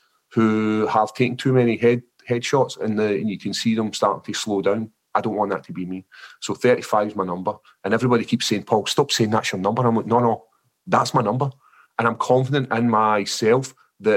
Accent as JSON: {"language": "English", "region": "Scotland", "country": "United Kingdom", "accent": "Scottish", "said": "my actual Scottish accent's so thick"}